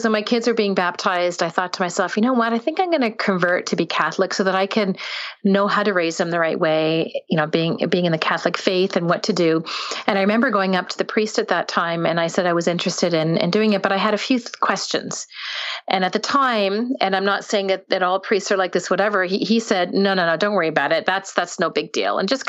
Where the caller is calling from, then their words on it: Ontario, Canada; I'm in not really a small town, but I'm north of Toronto in Canada.